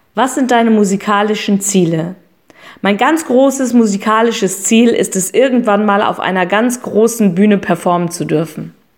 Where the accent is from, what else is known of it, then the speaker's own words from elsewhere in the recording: Hamburg, Germany; ich komme aus Hamburg